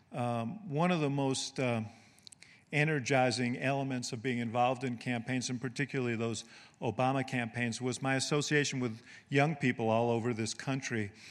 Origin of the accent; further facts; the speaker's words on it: New York City, New York, United States; moved away; also born or lived in Illinois; housing development where I grew up in Manhattan called Stuyvesant Town